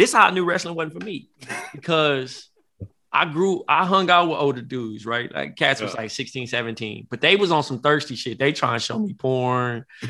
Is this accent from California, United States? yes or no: yes; Compton, California, United States; I grew up in Compton